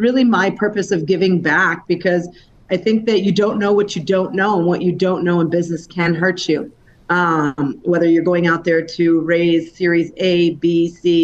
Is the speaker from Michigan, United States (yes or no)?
yes; Detroit, Michigan, United States; My background is I'm originally from Detroit, suburbs of the Detroit area. So I grew up with essentially no money